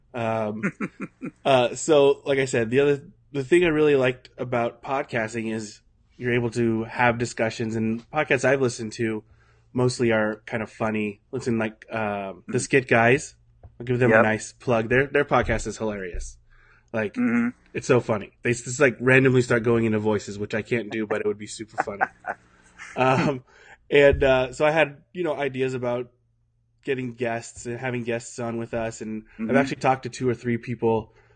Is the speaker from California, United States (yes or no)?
yes; Santa Rosa, California, United States; I worked at a Covenant Church here in Santa Rosa, the one that I grew up